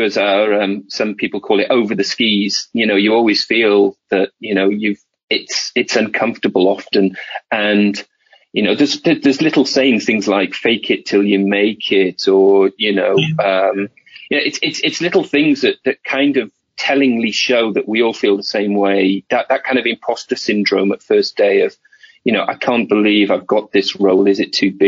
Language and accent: English; Wales, United Kingdom; moved away as an adult; I moved away from Wales in my first job